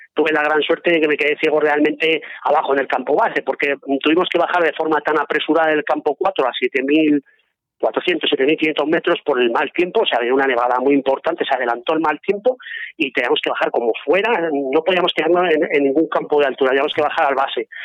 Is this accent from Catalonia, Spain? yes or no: no; Zaragoza, Aragon, Spain; moved away as an adult; now in Navarre, Spain; de Zaragoza y Aragonés, pues desde hace bastantes años resido en Navarra